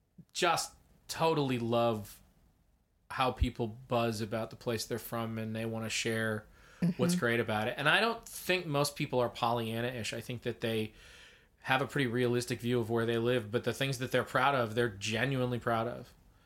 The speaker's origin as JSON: {"language": "English", "region": "Ontario", "country": "Canada", "said": "Which we're basically from Ontario."}